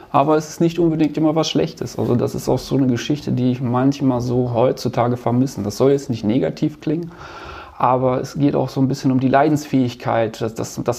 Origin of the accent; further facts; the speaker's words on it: North Rhine-Westphalia, Germany; Also ich bin ja Ostwestfale und da ist das eh so ein bisschen